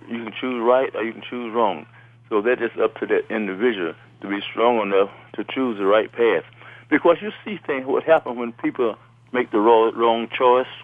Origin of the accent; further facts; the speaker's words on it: Midway, Alabama, United States; also born or lived in Birmingham, Alabama; I grew up in Midway, Alabama